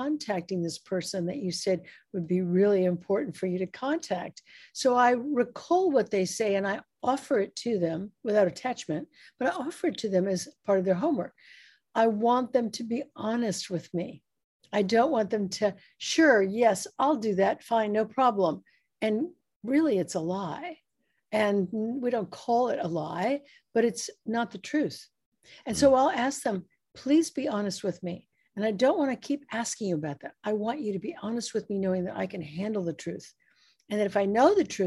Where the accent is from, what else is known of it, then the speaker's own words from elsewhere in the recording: United States; I'm an American